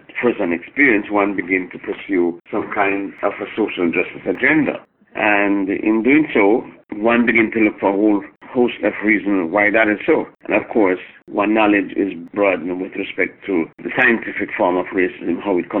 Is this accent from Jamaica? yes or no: yes; Jamaica; now in Canada; I came to Canada from Jamaica in 1972 to go to school.